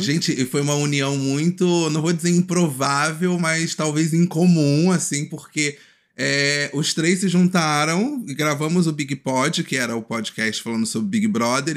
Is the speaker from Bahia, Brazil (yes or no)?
no; Rio de Janeiro, Brazil; moved away as an adult; now in Niterói, Brazil; eu venho do Complexo do Alemão, atualmente eu moro em Niterói